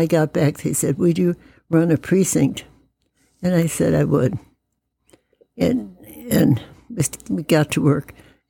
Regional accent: Wisconsin, United States; also born or lived in Minnesota / Michigan; now in Indiana, United States; I moved here from Michigan, mm-hmm. and I had been brought up and lived in Wisconsin and Minnesota, and I was not aware that Indiana was as conservative and as southern as it was.

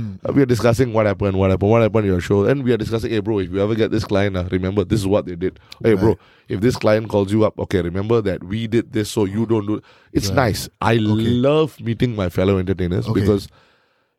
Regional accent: Singapore; Our heroes that we grew up watching in Singapore

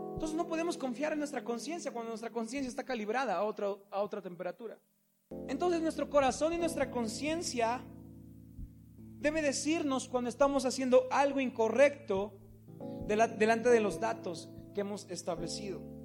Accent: Mexico; nosotros como mexicanos

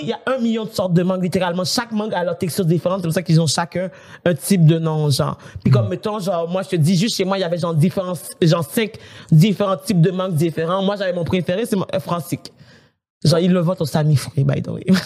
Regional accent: Haiti; moved away; chez moi, en Haïti

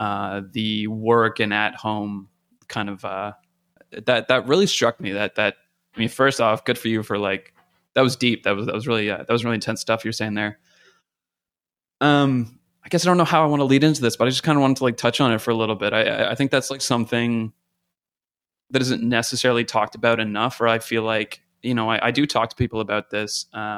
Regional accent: Canada; I'm a Canadian working in the States

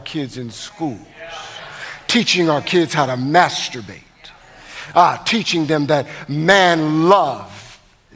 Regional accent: Connecticut, United States; moved away as an adult; also born or lived in Los Angeles; I'm from Connecticut

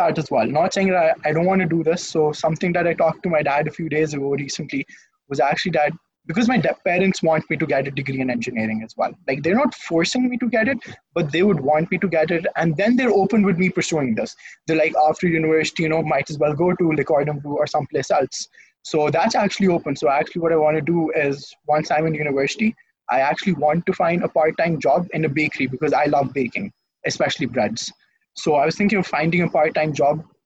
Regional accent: Lahore, Punjab, Pakistan; I'm from Lahore, Pakistan. I've spent my entire life in Lahore. I've been brought up in Lahore.

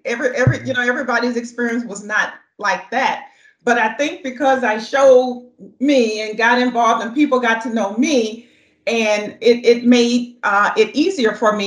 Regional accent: the South, United States; moved away; I'm just speaking from the South because that's where I was born and raised

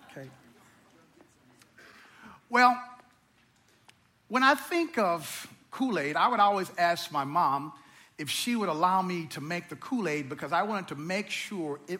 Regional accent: Missouri, United States; I come from very humble beginnings. And growing up in Missouri, we didn't have a lot.

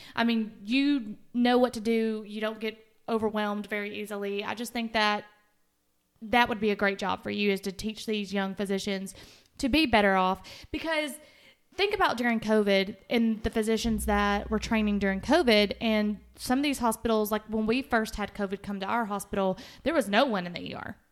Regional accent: Winchester, Tennessee, United States; also born or lived in Huntsville, Alabama; I went back to my hometown, Winchester, and worked for a year

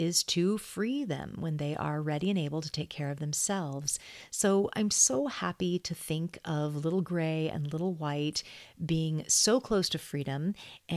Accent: Sonoma County, California, United States; We're both from Sonoma County, California

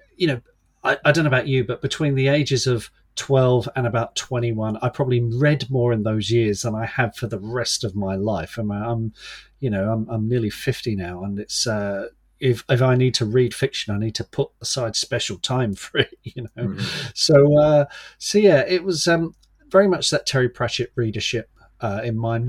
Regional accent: London, United Kingdom; now in Kent, United Kingdom; I was born in London, grew up in the suburbs

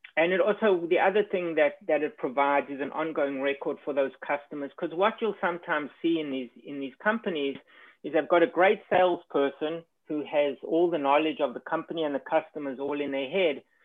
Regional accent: South Africa; moved away as an adult; also born or lived in New York; now in United States; I was born and educated in South Africa

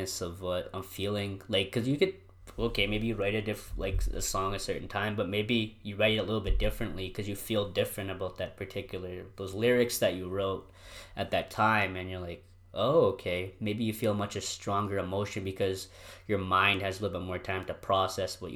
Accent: Drayton Valley, Alberta, Canada; I was born in Drayton

